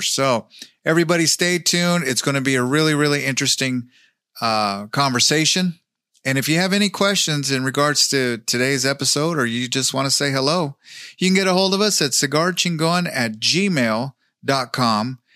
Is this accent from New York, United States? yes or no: no; California, United States; also born or lived in Wyoming; now in Texas, United States; I grew up in in California